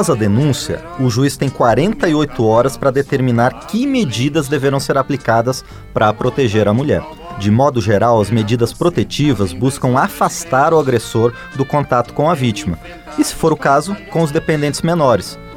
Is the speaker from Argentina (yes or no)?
yes; Argentina; Portuguese is a second language; now in Brazil; sou argentina e estou recorrendo à América com arte